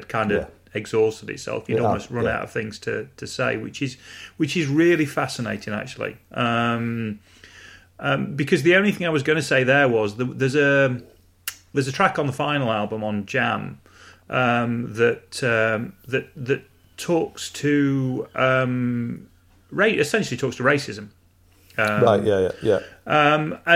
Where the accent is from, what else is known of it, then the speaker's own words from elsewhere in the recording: North Nottinghamshire, East Midlands, United Kingdom; I was born and raised on the North Nottinghamshire coal scene